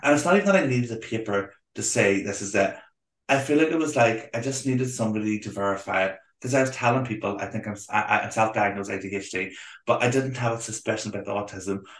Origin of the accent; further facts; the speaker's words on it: Belfast, Northern Ireland, United Kingdom; I'm from Belfast